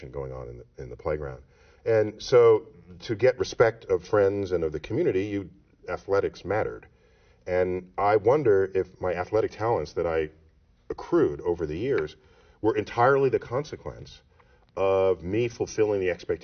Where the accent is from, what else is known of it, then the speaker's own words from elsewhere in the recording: New York City, New York, United States; growing up in New York City in the Bronx